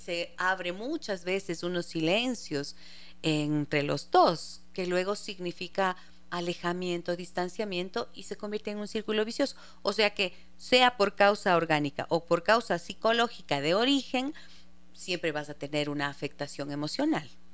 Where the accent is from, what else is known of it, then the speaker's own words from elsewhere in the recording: Ibarra, Imbabura, Ecuador; Ustedes saben que es mi tierra